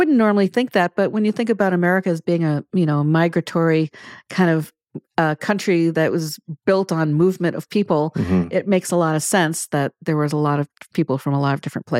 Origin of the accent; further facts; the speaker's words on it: outside of New York City, United States; moved away; also born or lived in Los Angeles / Aberdeen; I grew up outside of New York City